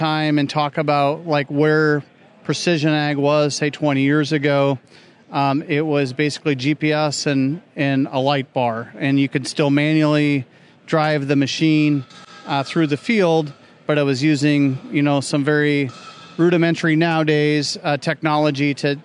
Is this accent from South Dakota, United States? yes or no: yes; South Dakota, United States; I grew up in South Dakota area